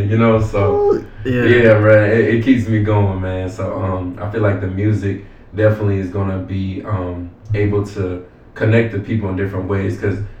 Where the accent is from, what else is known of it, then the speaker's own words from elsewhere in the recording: Goose Creek, South Carolina, United States; now in Atlanta, United States; I'm from Charleston, South Carolina. So I was raised up in Goose Creek by my grandma. The reason why I'm in Atlanta to pursue this music